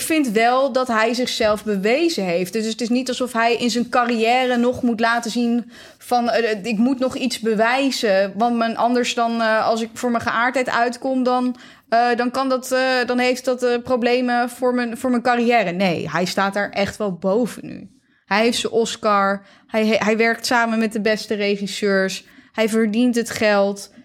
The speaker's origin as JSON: {"language": "Dutch", "country": "Netherlands", "said": "wij als Nederlanders"}